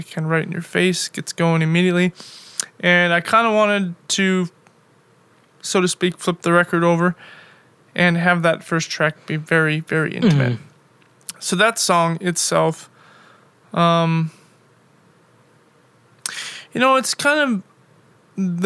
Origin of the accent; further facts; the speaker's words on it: Bismarck, North Dakota, United States; moved away as an adult; also born or lived in Milwaukee / Chicago / Europe; originally I am from North Dakota.